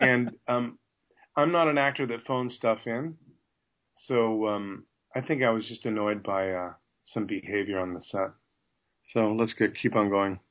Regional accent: Canada; a Canadian that's got an American career

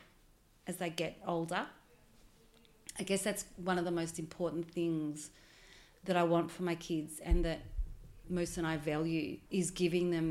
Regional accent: Melbourne, Victoria, Australia; My history is here. I was born and raised in Melbourne

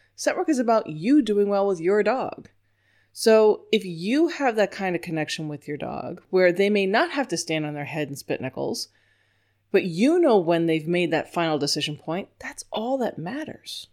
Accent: New York, United States; accent: New York; I was born in New York.

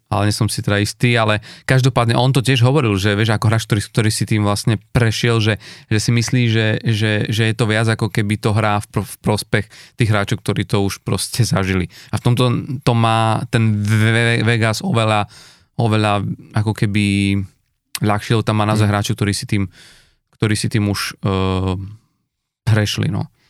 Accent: eastern Slovakia, Slovakia; U nás na východe sa hovorí, že, to, že ide, ideš mi za družbu

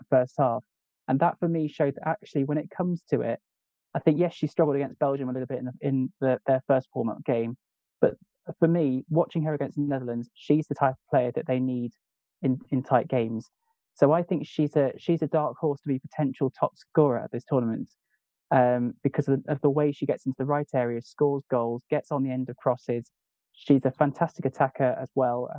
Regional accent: England, United Kingdom; I'm English

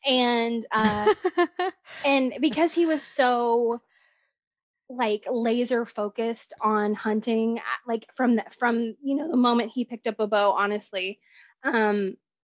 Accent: Texas, United States; I am 32 and from Texas, born and raised, lived here my whole life.

